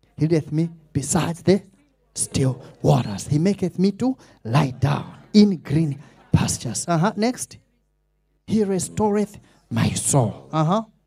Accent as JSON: {"language": "English", "country": "Malawi", "accent": "Malawian", "said": "I didn't want to sound Malawish"}